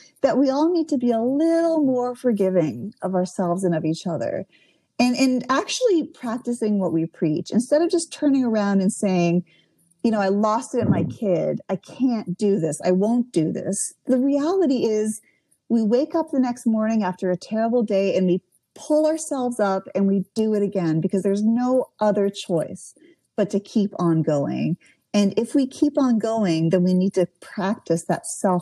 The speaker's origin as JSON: {"language": "English", "country": "Canada", "moved": "yes", "lives_now": "United States", "said": "I'm from Canada originally. All my family's in Canada"}